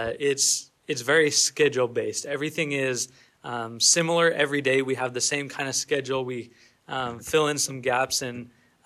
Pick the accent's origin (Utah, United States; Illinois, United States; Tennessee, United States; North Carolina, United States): Utah, United States; American Fork; moved away as an adult; now in Texas, United States; I am from American Fork, Utah